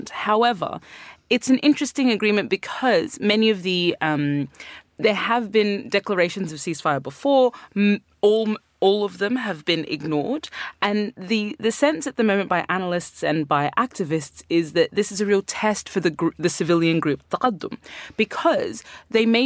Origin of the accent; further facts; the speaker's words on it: Sudan; born there; Yeah, so, I mean, I was born in Sudan